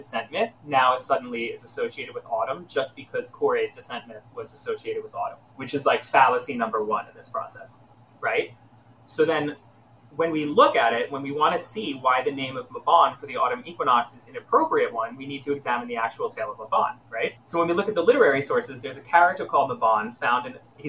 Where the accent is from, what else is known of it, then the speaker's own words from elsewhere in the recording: United States; I'm also an American